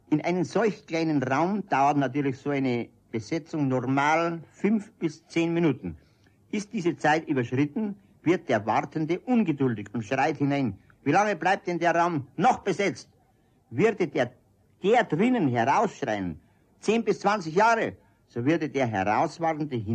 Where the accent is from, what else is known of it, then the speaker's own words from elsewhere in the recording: Munich, Bavaria, Germany; born there; Nein, in der Sonnenstraße, im Postcheckamt.